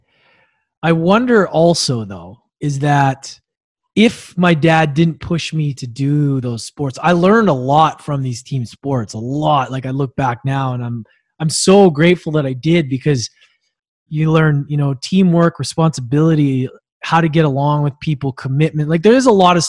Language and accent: English; Edmonton, Alberta, Canada; I was born in Edmonton, which is like a freezing cold place in Canada.